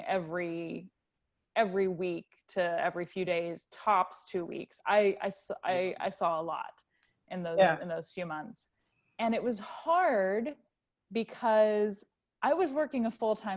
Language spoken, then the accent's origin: English; United States; moved away as an adult; the United States, which is where I'm from